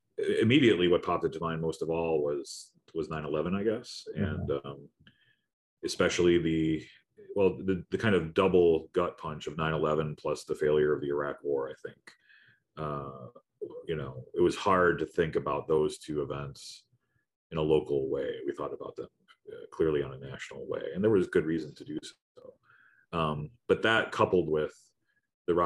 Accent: Wisconsin, United States; moved away; I grew up in Wisconsin as a Midwest boy.

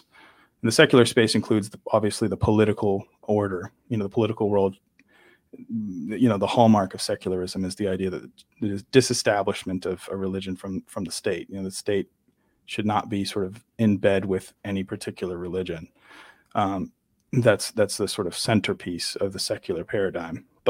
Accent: Miami, Florida, United States; born there; also born or lived in Latin America; I'm North America. I was born in Miami, Florida. I'm an American citizen.

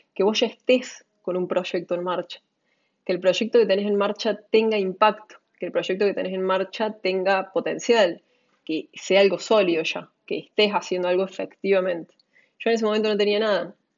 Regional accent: Córdoba, Argentina; moved away as an adult; also born or lived in Buenos Aires; cordobesa, argentina, mujer, emprendedora, emprendedora social, eh, amiga, hermana, hija, pareja, eh, muchos, muchos tópicos. Crecí en Córdoba

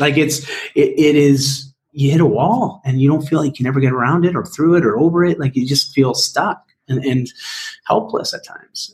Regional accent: Canada; also born or lived in Toronto / Vancouver; my my great great great grandparents were, were from Wales, and, uh, but I'm Canadian

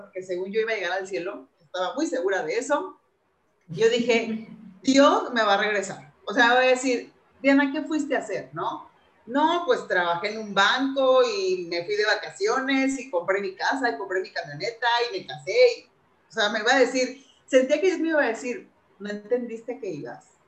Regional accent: Acapulco, Guerrero, Mexico; moved away as an adult; also born or lived in Monterrey; a los 18 años me fui a vivir a Monterrey, de Acapulco a Monterrey, o sea, súper lejos de mi familia

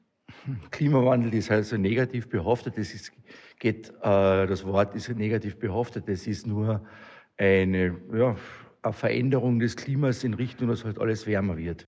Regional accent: Carinthia, Austria; bei uns in Kärnten

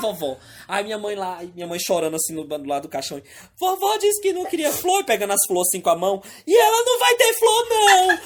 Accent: Northeast Region, Brazil; moved away

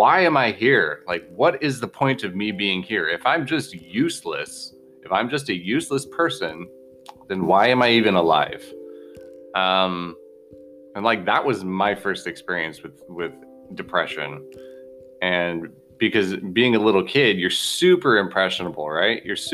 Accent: Bozeman, Montana, United States; I grew up in Bozeman, Montana

